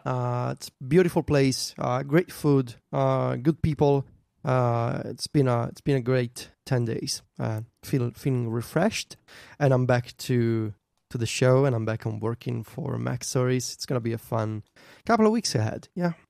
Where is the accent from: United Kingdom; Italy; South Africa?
Italy; Viterbo, Lazio; in Viterbo, my hometown